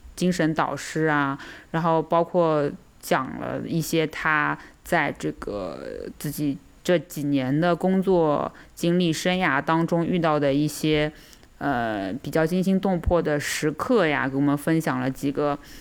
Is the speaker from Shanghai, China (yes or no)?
yes; Shanghai, China; 我们还是怎么讲，土生土长的嘛，对吧？上海人